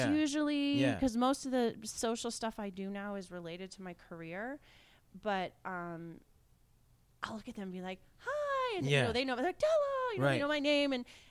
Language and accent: English; Beaverton, Oregon, United States; moved away as an adult; also born or lived in Philadelphia / San Francisco Bay Area; So I grew up right outside of Portland, Oregon. Okay, what town? Beaverton.